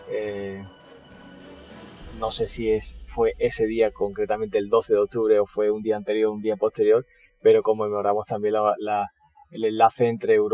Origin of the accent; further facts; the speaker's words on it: Chile; also born or lived in Spain; soy chileno y español y soy coach de desarrollo personal y financiero.